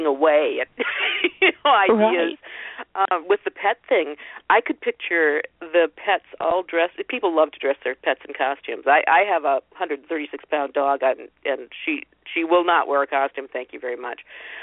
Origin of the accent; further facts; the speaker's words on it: Ohio, United States; I was born and raised in Ohio